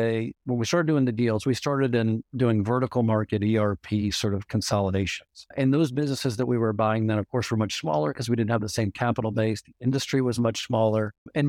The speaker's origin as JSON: {"language": "English", "region": "Louisiana", "country": "United States", "tie": "born or raised there", "said": "So just quickly on myself, I grew up in Louisiana."}